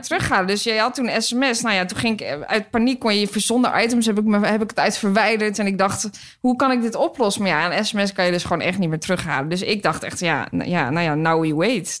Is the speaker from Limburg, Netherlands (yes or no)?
no; Hilversum, North Holland, Netherlands; een restaurant in Hilversum, waar ik vandaan kom